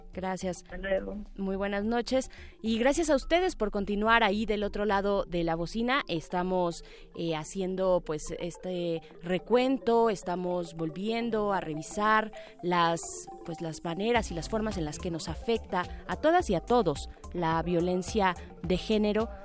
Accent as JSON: {"language": "Spanish", "country": "Mexico"}